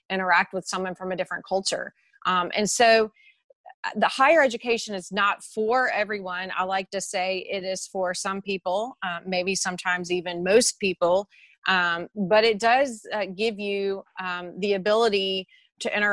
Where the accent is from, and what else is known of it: Mississippi, United States; moved away as an adult; also born or lived in Brisbane, Australia / Texas